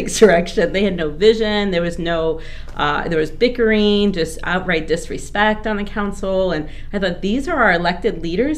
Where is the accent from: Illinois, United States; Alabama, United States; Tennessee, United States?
Illinois, United States; Joliet; moved away as an adult; also born or lived in Los Angeles; up in Joliet and I went to public